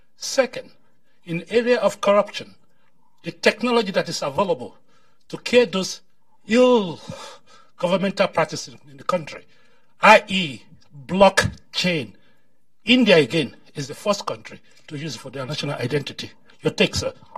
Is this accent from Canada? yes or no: no; Nigeria; moved away; I'm a Nigerian.